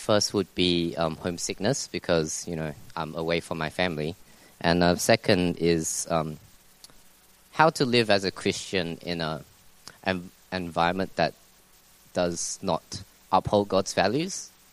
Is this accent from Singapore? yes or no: yes; Singapore; now in Melbourne, Australia; as a Singaporean, all males are required to go to Singapore to serve 2 years in army